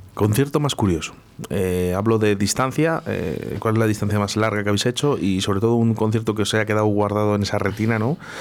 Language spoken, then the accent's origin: Spanish; Spain; somos españoles. Y en España